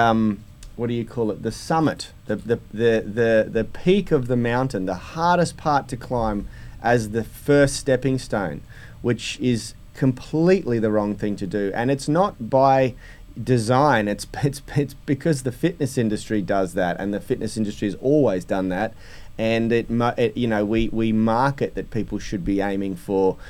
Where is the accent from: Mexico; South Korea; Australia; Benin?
Australia; Sydney, New South Wales; I was born in Newport